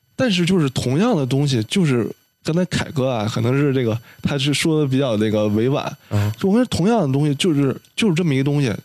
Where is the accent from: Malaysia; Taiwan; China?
China; 我作为一个中国人